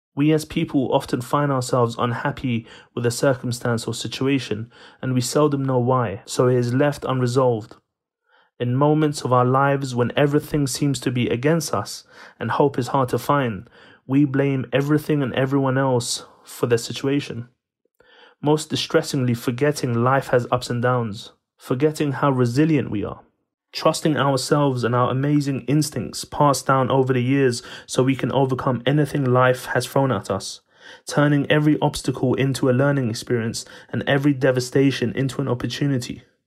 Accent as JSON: {"language": "English", "town": "Sanandaj", "region": "Kurdistan", "country": "Iran", "tie": "born or raised there", "said": "In nineteen eighty-four, I was born in Iran, in a city called Sanandaj"}